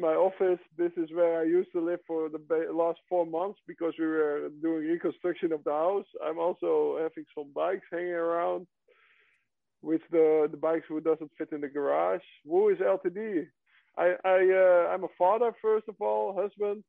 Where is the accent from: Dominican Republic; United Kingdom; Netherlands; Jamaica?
Netherlands; also born or lived in Santa Cruz, California / Turkey